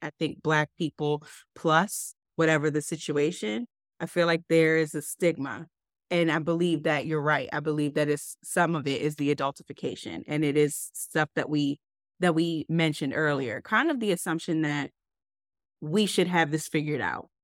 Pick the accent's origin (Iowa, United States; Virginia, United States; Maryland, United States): Maryland, United States; Baltimore; moved away; I grew up in Baltimore, and I was still living in Baltimore around the time of Freddie Gray